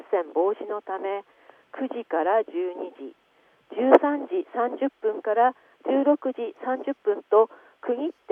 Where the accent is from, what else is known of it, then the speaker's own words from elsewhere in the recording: Aomori, Japan; えー、私は青森市出身です、はい、趣味は庭いじりと犬の散歩ですがとても生き物が好きで、はい、地元に住んでいることもあって自分はきっと楽しく子育てできると思っておりました、